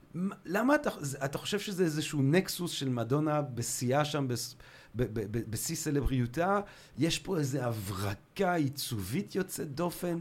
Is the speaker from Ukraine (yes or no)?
no; Antwerp, Flanders, Belgium; moved away; אני גדלתי ב- בלגיה בשנות ה-שמונים